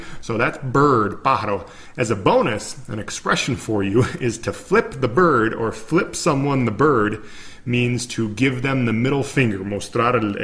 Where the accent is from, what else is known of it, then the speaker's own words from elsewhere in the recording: United States; I'm an American